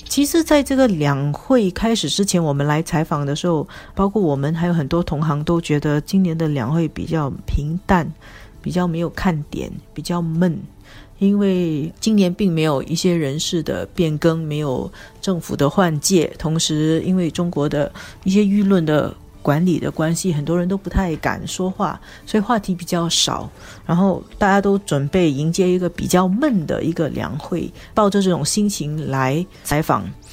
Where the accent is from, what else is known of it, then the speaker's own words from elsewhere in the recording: Singapore; 作为新加坡人来说